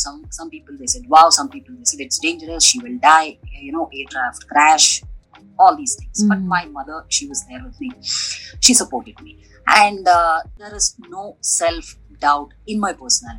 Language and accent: English; Bangalore, Karnataka, India; basically born and brought up in Bangalore